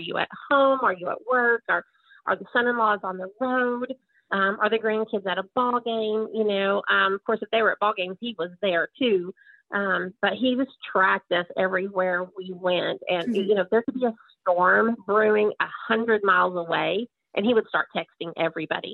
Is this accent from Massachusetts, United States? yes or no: no; Oklahoma, United States; grew up in a small town, Oklahoma